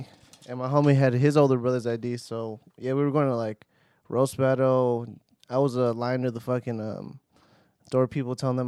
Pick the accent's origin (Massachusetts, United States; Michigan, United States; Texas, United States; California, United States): California, United States; Los Angeles; Yeah, born and raised in West LA.